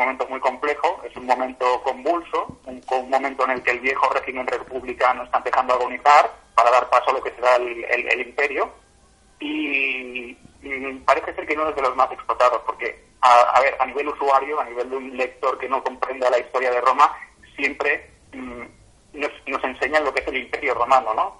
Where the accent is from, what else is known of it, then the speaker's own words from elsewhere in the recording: Catalonia, Spain; soy catalán de la tierra